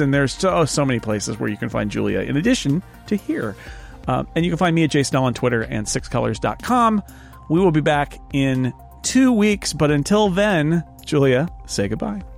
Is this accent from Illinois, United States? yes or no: no; California, United States; as a Californian